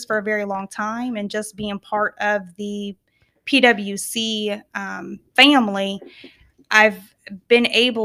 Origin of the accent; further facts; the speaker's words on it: Kansas, United States; moved away; So I am originally from Kansas.